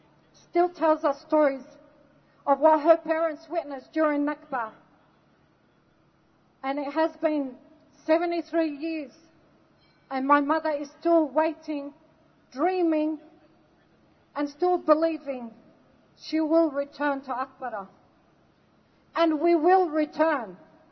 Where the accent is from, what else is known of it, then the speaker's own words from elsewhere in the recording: Australia; also born or lived in Lebanon; I was born in Lebanon and I lived my life in Australia.